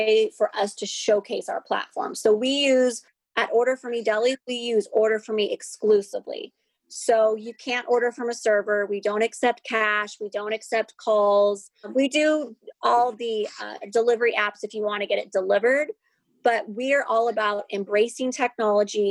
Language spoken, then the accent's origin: English; Seattle, Washington, United States; moved away as an adult; also born or lived in Woodinville, Washington / San Diego / Los Angeles; I grew up in Seattle